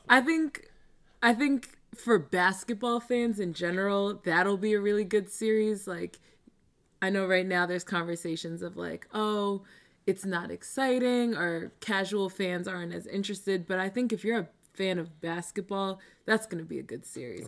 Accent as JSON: {"language": "English", "town": "Baldwin", "region": "New York", "country": "United States", "tie": "born or raised there", "said": "I grew up on Long Island."}